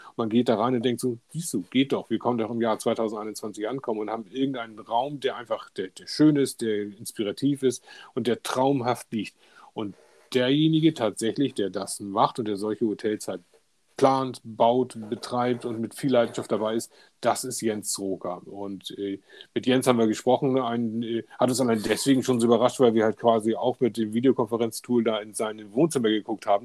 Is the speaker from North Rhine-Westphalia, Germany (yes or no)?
no; Hamburg, Germany; ich komme aus Hamburg, ich lebe in Hamburg und fühle mich in Hamburg auch sehr, sehr wohl.